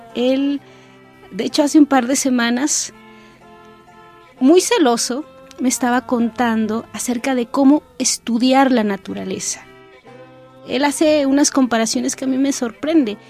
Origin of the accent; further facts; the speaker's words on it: San Juan Chamula, Chiapas, Mexico; Soy originaria de San Juan Chamula, Chiapas